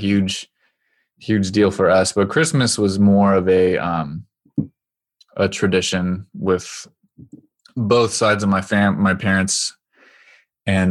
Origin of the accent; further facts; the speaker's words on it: Oregon, United States; moved away; I'm from Oregon